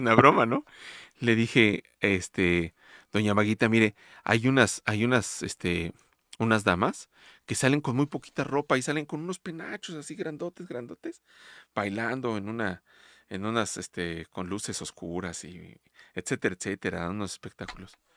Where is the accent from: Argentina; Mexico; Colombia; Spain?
Mexico; Mexico City; de mi niñez la viví en Villacuapa, en la unidad de Villacuapa